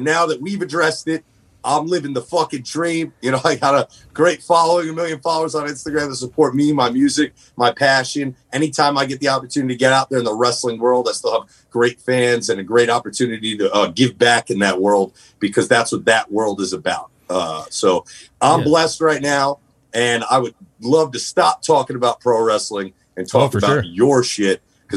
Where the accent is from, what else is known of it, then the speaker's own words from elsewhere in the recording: New Jersey, United States; I come from Jersey